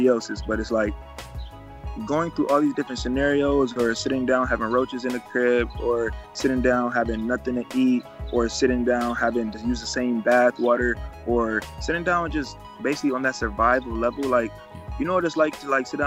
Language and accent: English; Cleveland, Ohio, United States; I'm from Cleveland, Ohio. I come from one of the most dangerous places to live in the United States.